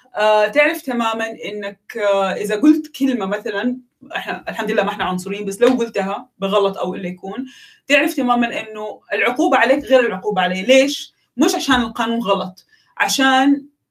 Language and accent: Arabic; Mecca, Makkah Province, Saudi Arabia; انا واحده من مكه